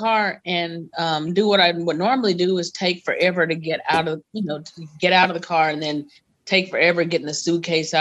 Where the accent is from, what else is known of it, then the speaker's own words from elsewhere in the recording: North Alabama, United States; I'm from Alabama, North Alabama to be exact.